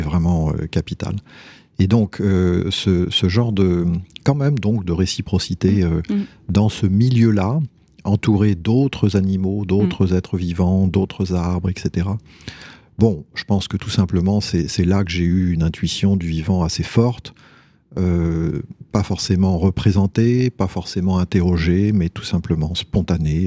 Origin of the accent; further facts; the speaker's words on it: near Tours, Centre-Val de Loire, France; J'ai grandi en Indre-et-Loire, euh, près d'une ville